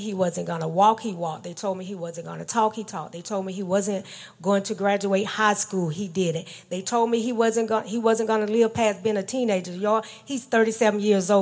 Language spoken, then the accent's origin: English; Georgia, United States; I was born in Georgia in a small city